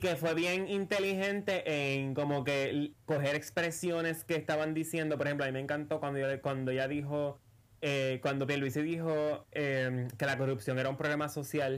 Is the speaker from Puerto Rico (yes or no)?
yes; Puerto Rico; somos dos ciudadanos puertorriqueños que se preocupan por su país